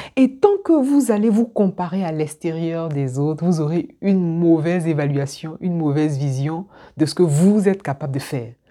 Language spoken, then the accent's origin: French; Abidjan, Côte d’Ivoire; moved away as an adult; moi, je suis originaire d'Abidjan. Je suis partie d'Abidjan, j'avais 21 ans ou 19 ans